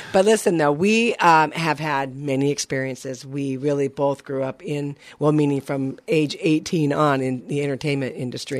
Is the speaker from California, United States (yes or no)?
yes; Burbank, California, United States; I'm born and raised in Burbank, California